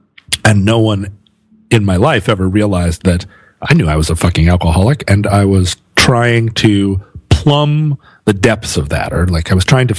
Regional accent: Alaska, United States; growing up in Alaska in the 70s

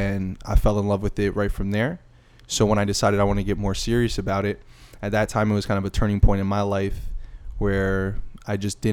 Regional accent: New Jersey, United States; moved away; I'm originally from New Jersey

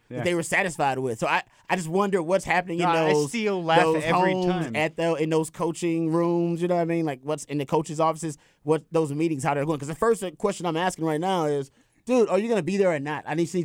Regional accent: Texas, United States; now in Los Angeles, United States; My dad is there. I'm from Texas. I love that place.

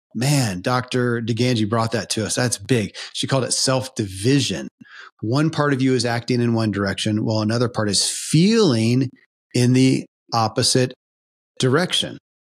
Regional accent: Kentucky, United States; born or raised there

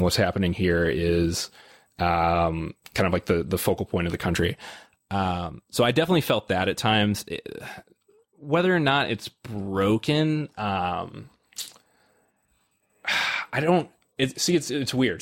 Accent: Illinois, United States; I'm from Illinois

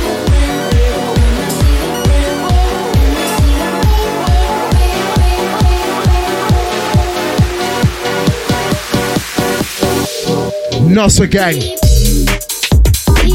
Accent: Birmingham, West Midlands, United Kingdom; We are broadcasting live from the United Kingdom, Birmingham Town. I'm from Birmingham City, the city of God

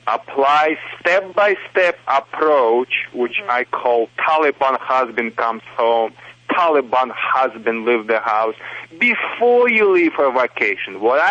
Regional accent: Michigan, United States; accent: Michigan; English is a second language; also born or lived in Soviet Union; It's not a Russian accent, you know. It's a Michigan accent because I'm from Michigan, but originally from Soviet Union, of course, but not from Kazakhstan.

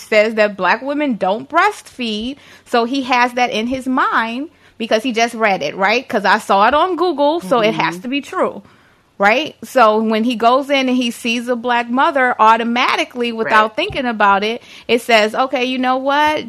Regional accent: Detroit, Michigan, United States; I'm from the east side of Detroit.

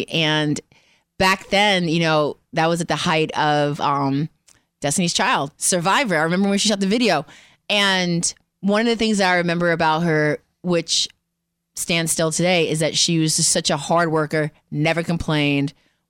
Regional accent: New York City, New York, United States; moved away as an adult; New York, from the Bronx.

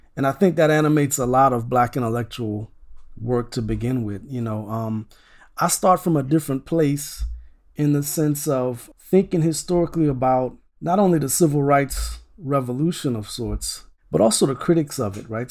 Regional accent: Opelousas, Louisiana, United States; I grew up in, um, a town called Opelousas, Louisiana.

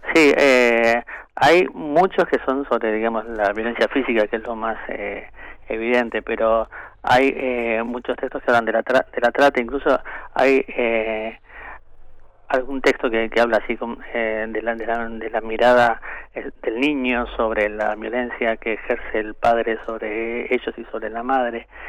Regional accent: Argentina; Somos los compiladores argentinos

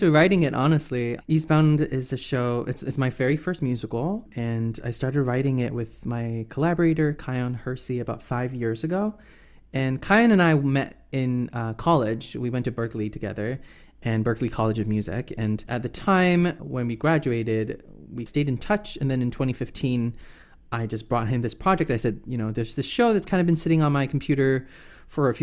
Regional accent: Singapore; moved away as an adult; now in United States; I was born and raised in Singapore

